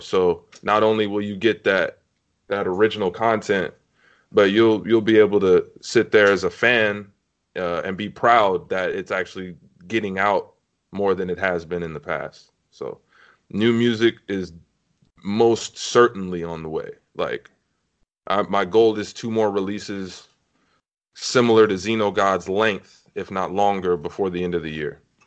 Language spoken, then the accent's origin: English; Compton, California, United States; I hail from Compton, California